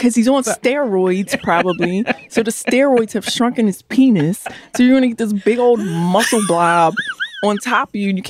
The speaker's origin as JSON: {"language": "English", "town": "Baltimore", "region": "Maryland", "country": "United States", "said": "I'm from Baltimore too."}